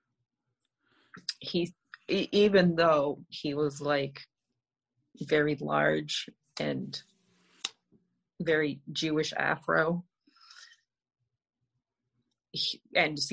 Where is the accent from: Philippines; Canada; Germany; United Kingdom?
Canada; now in Connecticut, United States; I grew up in Canada